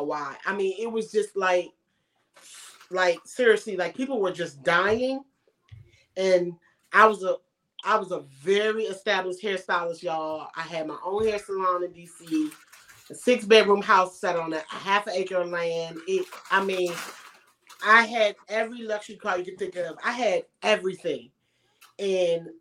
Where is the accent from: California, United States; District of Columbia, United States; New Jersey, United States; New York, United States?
District of Columbia, United States; Washington; moved away as an adult; now in Los Angeles, United States; I was born in Washington D.C.